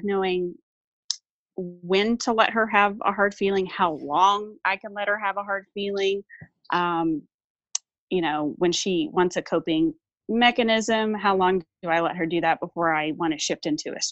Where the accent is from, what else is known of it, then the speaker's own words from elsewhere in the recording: Amarillo, Texas, United States; I live in Amarillo, Texas, which is in the panhandle of Texas, so the northern part of Texas. I've lived here almost my whole life